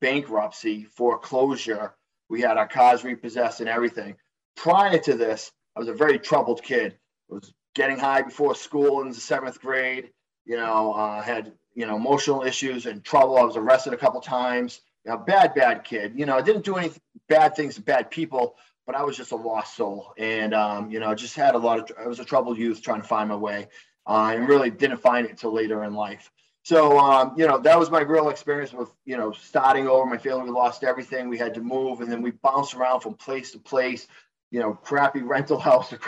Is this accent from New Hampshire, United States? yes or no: yes; New Hampshire, United States; accent: thick Boston; I am out of New Hampshire. You guys may be able to tell by my thick Boston accent. I'm not too far away from Beantown.